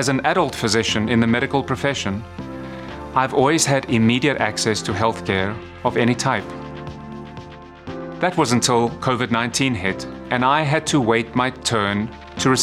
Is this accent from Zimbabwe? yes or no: no; South Africa; moved away; I grew up in South Africa, the product of two physicians